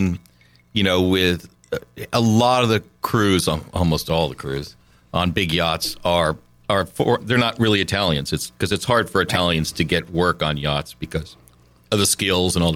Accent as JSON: {"language": "English", "region": "New England", "country": "United States", "tie": "born or raised there", "also_born_or_lived": "Lucca, Italy", "moved": "as an adult", "said": "a kid born and raised in New England"}